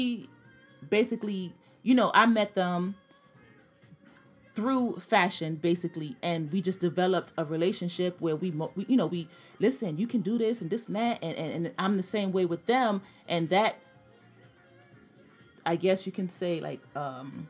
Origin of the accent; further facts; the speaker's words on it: New York City, New York, United States; from Brooklyn